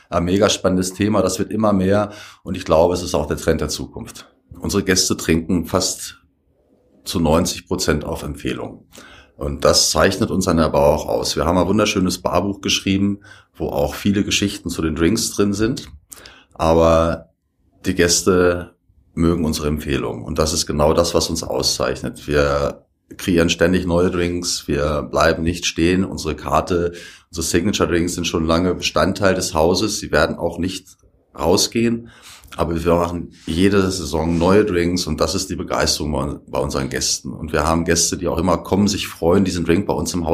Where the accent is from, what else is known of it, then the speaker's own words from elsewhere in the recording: Hanover, Lower Saxony, Germany; moved away as an adult; now in Leogang, Austria; Ich komme ursprünglich aus Hannover. Ich bin im Dezember 2015 nach Leogang gekommen